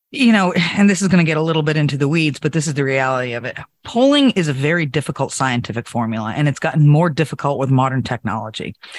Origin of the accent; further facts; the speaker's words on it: New Hampshire, United States; my home state of New Hampshire